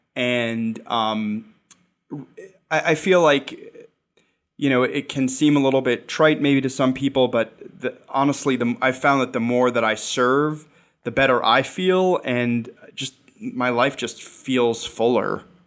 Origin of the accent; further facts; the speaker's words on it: New York, United States; I'm a New Yorker. I've been a New Yorker for most of my life